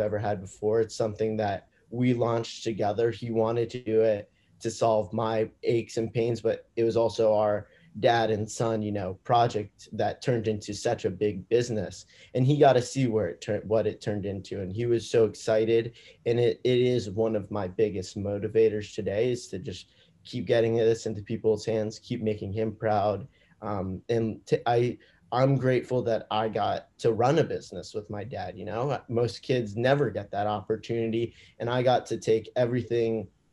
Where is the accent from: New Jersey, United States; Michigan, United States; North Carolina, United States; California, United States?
California, United States; Manhattan Beach; also born or lived in Indiana; I'm originally from Manhattan Beach, California, so a small beach town in Los Angeles